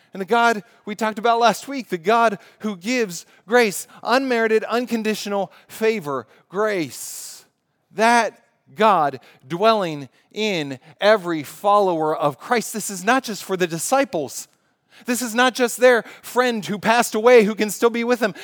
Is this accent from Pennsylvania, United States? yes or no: yes; Pittsburgh, Pennsylvania, United States; I was living in Pittsburgh as I grew up in Pittsburgh